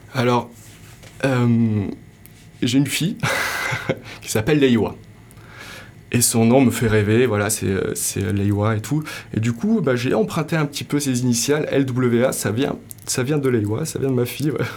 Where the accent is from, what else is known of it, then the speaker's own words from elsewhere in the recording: Morocco; j'ai grandi au Maroc